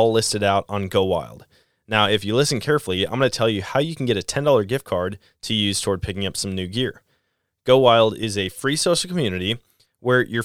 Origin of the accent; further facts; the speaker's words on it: Wisconsin, United States; now in Missouri, United States; I'm in Missouri, center of the country, and I was born and raised in Wisconsin, where I learned to hunt